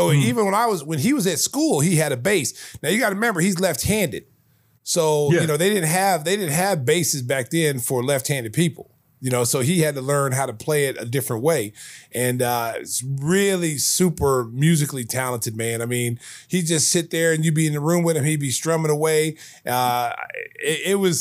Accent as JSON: {"language": "English", "region": "Oklahoma", "country": "United States", "said": "I was from Oklahoma"}